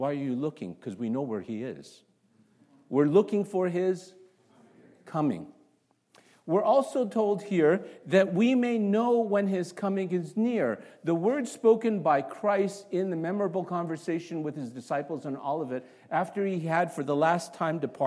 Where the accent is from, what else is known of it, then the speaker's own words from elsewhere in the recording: Toronto, Ontario, Canada; moved away; also born or lived in Singapore / North Carolina / Chicago; I grew up, although I was born in Singapore, I grew up in Toronto, Canada.